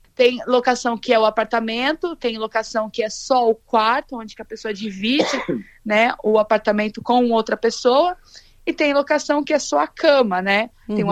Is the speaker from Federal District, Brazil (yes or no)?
no; Londrina, Paraná, Brazil; moved away as an adult; also born or lived in France; now in Qatar; Eu sou de Londrina, Paraná, e eu moro fora do Brasil já faz um tempo